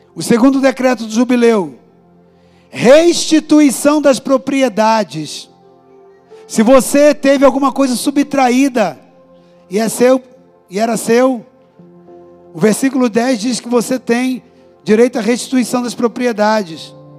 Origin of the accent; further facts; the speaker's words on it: Brazil; Eu sou brasileiro